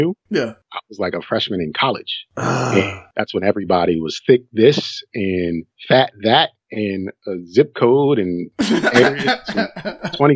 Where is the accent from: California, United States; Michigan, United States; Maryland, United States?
Maryland, United States; Baltimore; I'm from Baltimore City